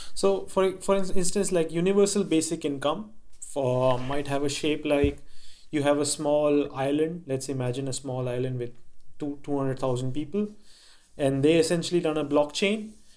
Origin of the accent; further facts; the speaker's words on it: India; I grew up in India and my father was in the Indian government